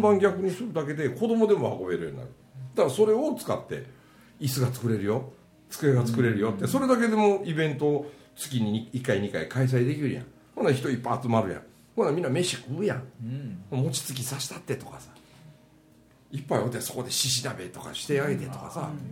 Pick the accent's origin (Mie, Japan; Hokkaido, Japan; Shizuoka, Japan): Mie, Japan; countryside near Matsusaka and Ise; 俺らの田舎みたいなとこはね1時間半でやっと10万人の松坂市と伊勢市があるだけね